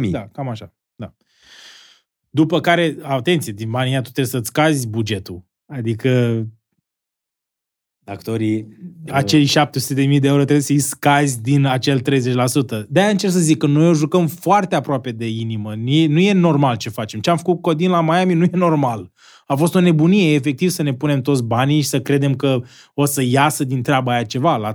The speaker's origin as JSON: {"language": "Romanian", "town": "Constanța", "region": "Constanța County", "country": "Romania", "said": "vreau, să fiu în pe o scenă undeva în America, mândru să zic că, uite, sunt un român care a reușit acest produs, care a prins și afară."}